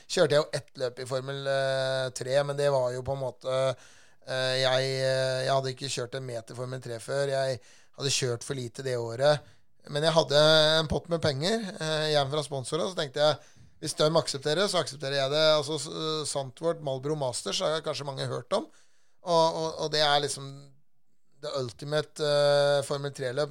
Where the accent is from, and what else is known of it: Norway